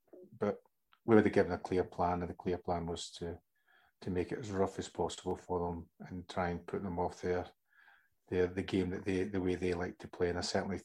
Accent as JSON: {"language": "English", "region": "Scotland", "country": "United Kingdom", "tie": "born or raised there", "moved": "yes", "said": "as a lad growing up in Scotland"}